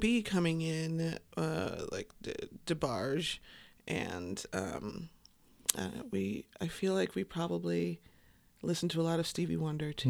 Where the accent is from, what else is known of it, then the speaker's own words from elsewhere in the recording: Chicago, Illinois, United States; I grew up on the South Side. South Side